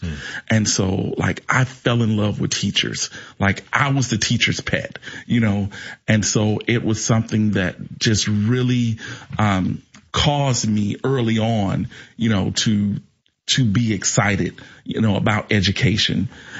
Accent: East St. Louis, Illinois, United States; I'm one of 11 children. I'm from East St. Louis, Illinois. And I grew up in East St. Louis in the 90s

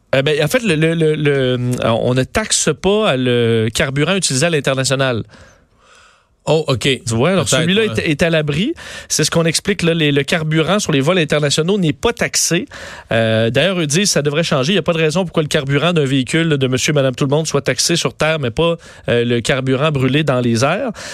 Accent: Quebec, Canada; chez nous au Québec

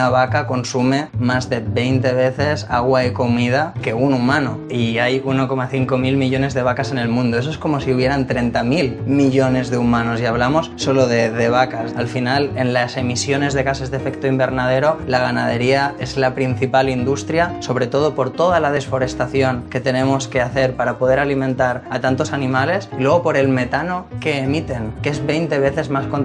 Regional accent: Barcelona, Catalonia, Spain; Soy de Barcelona y tengo 29 años.

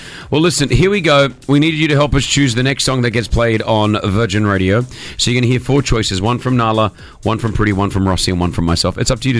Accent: Australia; now in United Arab Emirates; we didn't play baseball in Australia. We played softball.

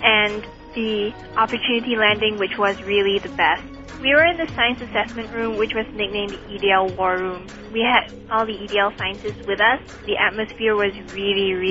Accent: Singapore; from Singapore. I'm 14 years old

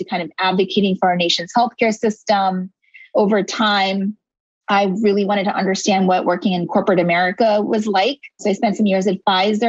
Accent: Philadelphia, Pennsylvania, United States; also born or lived in India; I was actually born in India, but I grew up in Philadelphia

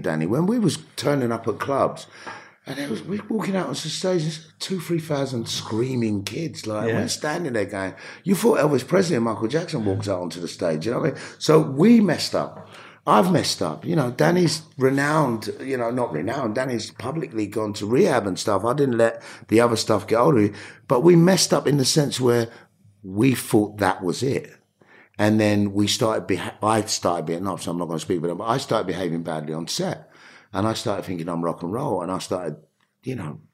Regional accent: London, United Kingdom; growing up in New Cross

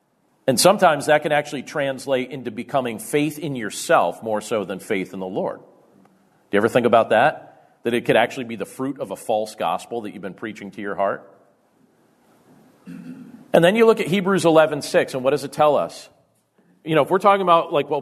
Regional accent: Carbondale, Pennsylvania, United States; I grew up in Carbondale, Pennsylvania

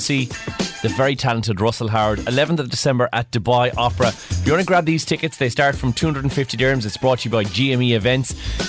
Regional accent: Ireland; now in United Arab Emirates; I'm Irish

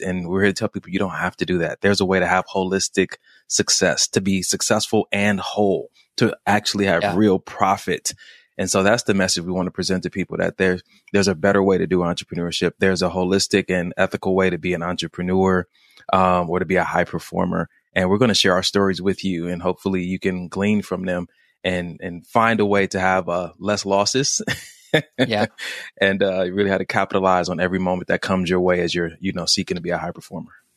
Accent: Los Angeles, California, United States; I grew up in Los Angeles, California

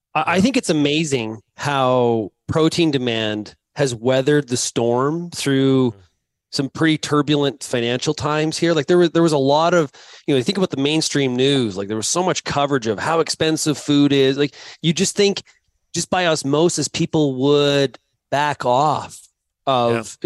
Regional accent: Canada; me being Canadian

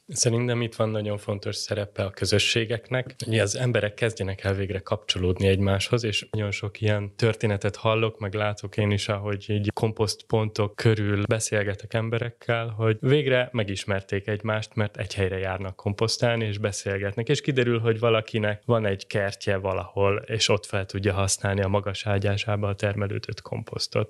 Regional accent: Budapest, Hungary; Én a belvárosban nyolcadik kerületben nőttem föl

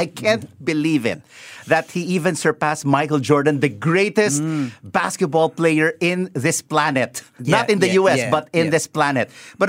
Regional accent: Philippines; I am a Filipino, and I love being a Filipino.

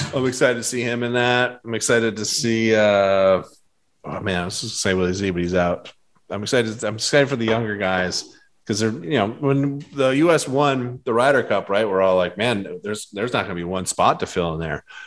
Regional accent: Boston, Massachusetts, United States; moved away; I grew up in Boston

